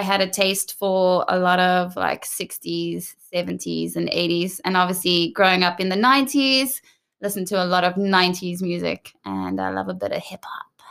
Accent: South Africa; first language English; moved away as an adult; also born or lived in Johannesburg, South Africa / Cape Town, South Africa / United Kingdom; now in Sweden; growing up in South Africa, that for us is every day.

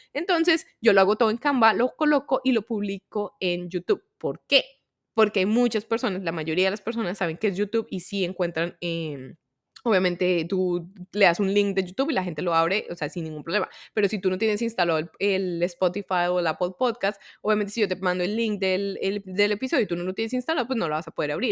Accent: Colombia; soy de Colombia

